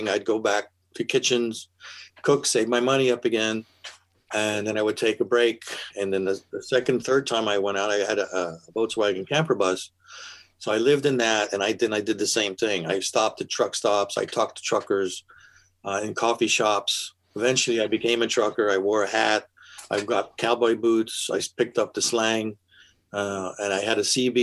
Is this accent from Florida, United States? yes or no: no; California, United States; moved away as an adult; also born or lived in Pennsylvania / New York; My family was from Pennsylvania, and in the late 50s, my father and us, we drove across country to California